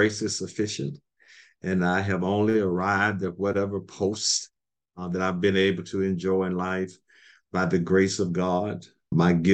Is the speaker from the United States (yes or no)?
yes; Beatrice, Alabama, United States; moved away as an adult; also born or lived in Des Moines / Selma, Alabama; now in Connecticut, United States; I was born in Beatrice, Alabama, 30, 40 minutes from G's Beans, in Monroe County, state of Alabama, a little small town, maybe 400 or 500 people at that time